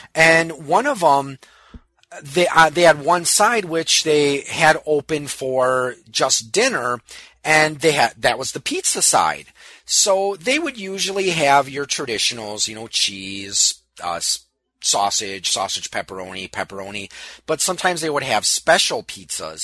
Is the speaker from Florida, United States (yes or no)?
no; New Berlin, Wisconsin, United States; my hometown of New Berlin